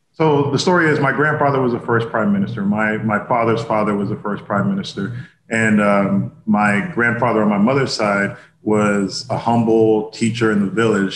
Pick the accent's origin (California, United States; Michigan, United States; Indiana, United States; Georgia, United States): Indiana, United States; Indianapolis; moved away as an adult; also born or lived in Boston / New York; I was born in Indianapolis